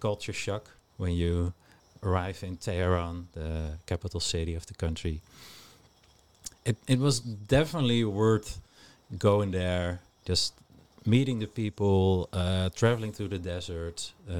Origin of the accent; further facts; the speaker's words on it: Amsterdam, North Holland, Netherlands; Since I'm originally from Amsterdam.